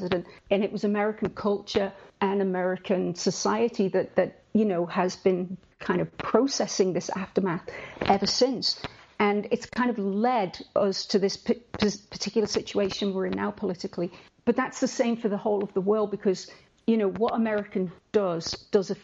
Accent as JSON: {"language": "English", "town": "Liverpool", "region": "North West England", "country": "United Kingdom", "said": "I'm a Scouser"}